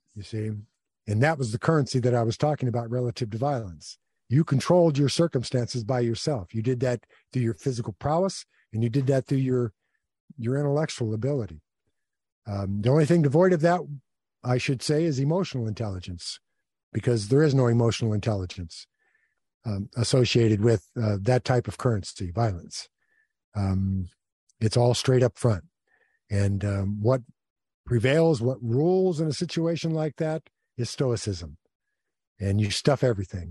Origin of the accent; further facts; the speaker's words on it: United States; I'm an American, and, uh, I've always thought of myself as an American